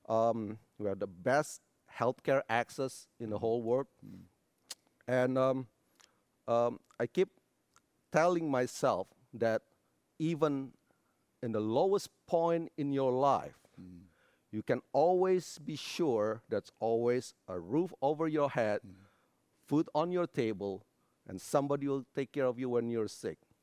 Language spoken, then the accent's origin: English; Indonesia; moved away as an adult; now in United States; I was born, uh, in a little town on Sumatera Island. Grew up in a not so religious family.